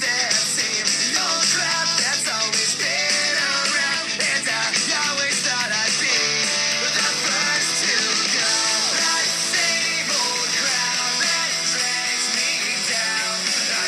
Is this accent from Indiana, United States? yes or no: yes; Indiana, United States; I'm from a cool part of Indiana